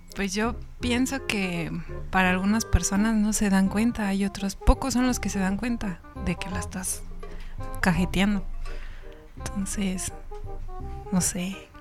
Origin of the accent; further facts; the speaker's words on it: Querétaro, Mexico; also born or lived in Irapuato, Guanajuato; Nací allá, viví aquí en Querétaro, pero tengo costumbres del norte